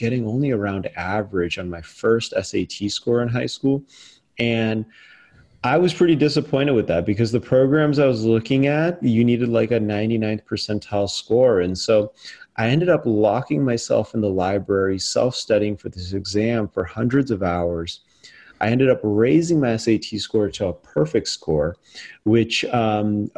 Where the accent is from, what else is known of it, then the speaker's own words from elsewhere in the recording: Las Vegas, Nevada, United States; I was going to urban public schools in my hometown of Vegas.